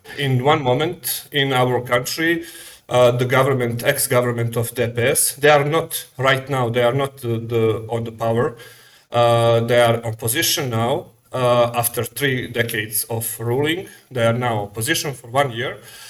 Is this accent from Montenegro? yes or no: yes; Montenegro; Okay, first I must say I am from Montenegro. That is a small country on the Balkan. That is a former Yugoslavian republic.